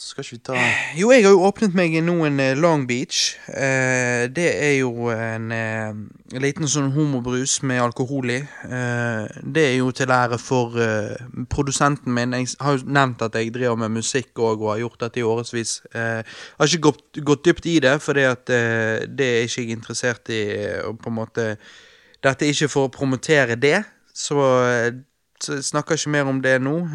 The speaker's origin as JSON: {"language": "Norwegian", "town": "Stavanger", "region": "Rogaland", "country": "Norway", "accent": "Stavanger dialect", "said": "jeg skal slutte med den Stavanger-dialekten min."}